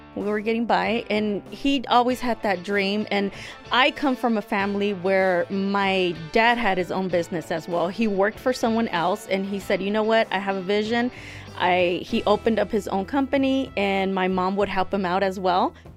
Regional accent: United States; I was born here myself

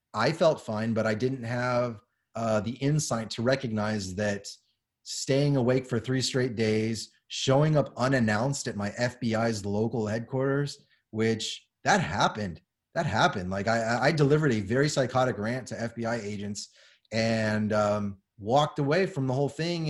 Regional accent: Southern California, United States; now in San Antonio, United States; I grew up in Southern California as a child

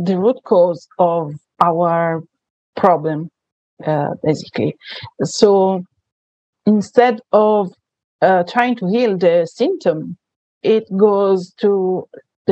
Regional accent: Italy; accent: Italian; English is a second language; So as you can say from my accent, I am Italian.

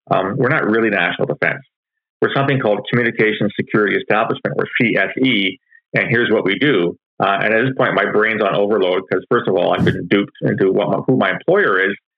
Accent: London, Ontario, Canada; I was born and raised in London, Ontario

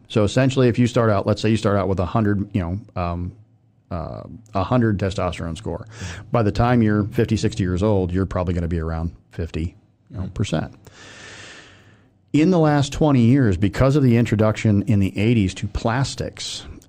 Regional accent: Willshire, Ohio, United States; I grew up in Wilshire, Ohio. So there's like 490 people in that town as a farm town.

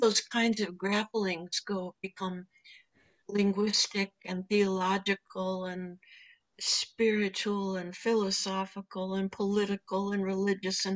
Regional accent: United States; I'm a first generation American

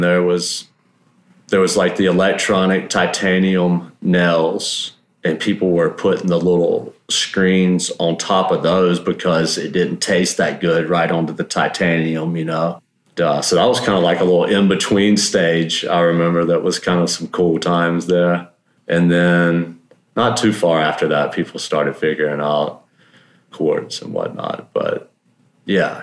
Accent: South Mississippi, United States; also born or lived in California; now in Santa Rosa, United States; I grew up in South Mississippi, which was crazy, crazy place to grow up

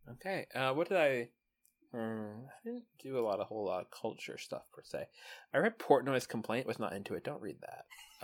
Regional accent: United States; as an American

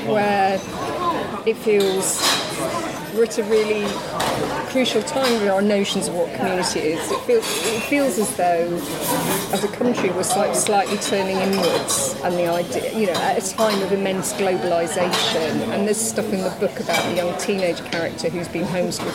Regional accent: Doncaster, Yorkshire and the Humber, United Kingdom; I grew up in Doncaster

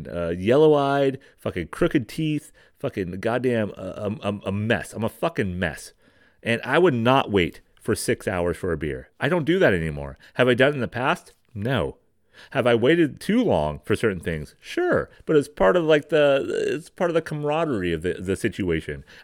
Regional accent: California, United States; All right, I'm I'm from Marin County. I'm from here.

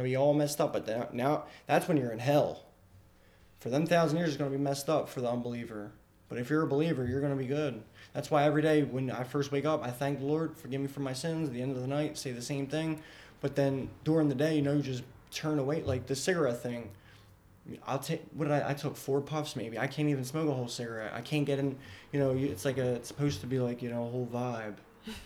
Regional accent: Philadelphia, Pennsylvania, United States; now in York, United States; I grew up in Philly

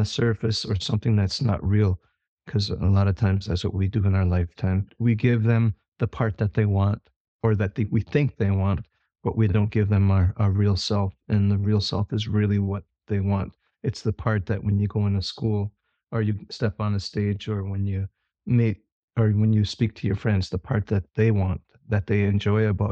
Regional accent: Menominee Nation, Wisconsin, United States; I'm from the Menominee Nation

